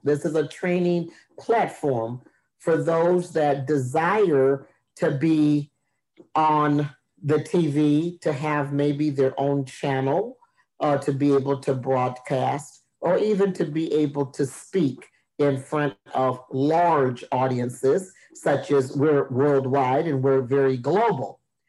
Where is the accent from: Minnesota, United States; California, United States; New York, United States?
Minnesota, United States; Minneapolis; also born or lived in Oklahoma / Texas; I am from Minneapolis, Minnesota, by way of Oklahoma and Texas.